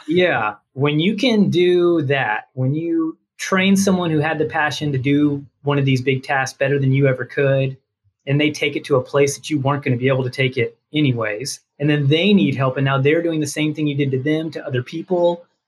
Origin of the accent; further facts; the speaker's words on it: Dallas, Texas, United States; accent: Texas; Born and raised in Dallas suburbs